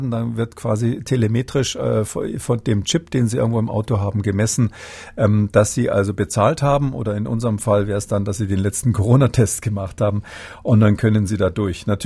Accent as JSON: {"language": "German", "town": "Munich", "region": "Bavaria", "country": "Germany", "lives_now": "Halle an der Saale, Germany", "said": "ich bin ursprünglich aus München, auch wenn meine Wahlheimat ja"}